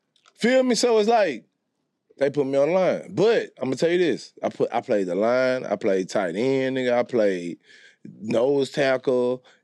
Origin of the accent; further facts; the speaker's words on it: Houston, Texas, United States; also born or lived in Beaumont, Texas / Louisiana; I'm a Coke apartment nigga, but I'm from Fifth Ward